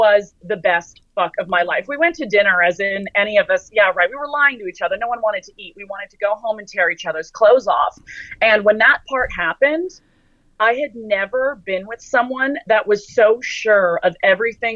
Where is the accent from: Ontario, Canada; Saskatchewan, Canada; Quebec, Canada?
Ontario, Canada; Toronto; my hometown, Toronto